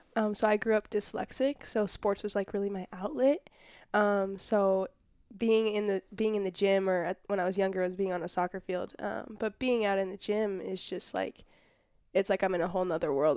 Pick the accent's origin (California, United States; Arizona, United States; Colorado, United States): California, United States; Irvine; born and raised in Irvine, California.